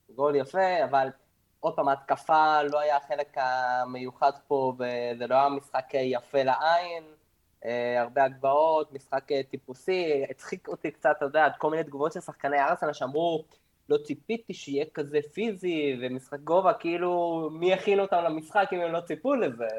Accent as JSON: {"language": "Hebrew", "country": "Argentina", "said": "אני תמיד בתור ארגנטינאי"}